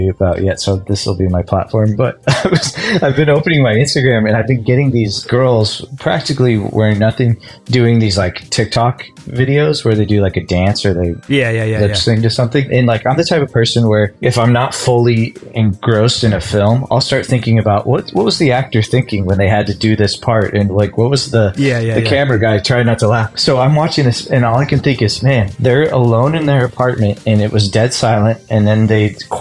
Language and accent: English; Los Angeles, California, United States; I grew up in Los Angeles